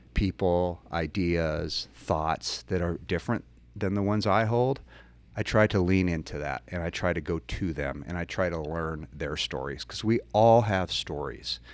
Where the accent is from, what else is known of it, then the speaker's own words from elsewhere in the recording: Billings, Montana, United States; I grew up in Billings